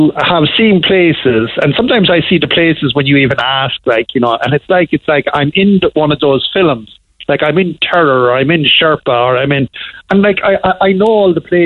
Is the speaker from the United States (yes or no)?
no; Cork, Munster, Ireland; I'm from Grána Brothar